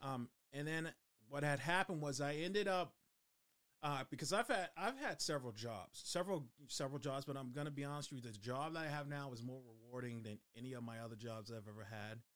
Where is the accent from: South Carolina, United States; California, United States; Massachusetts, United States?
Massachusetts, United States; Boston; moved away; I was born and raised in Dorchester, Mass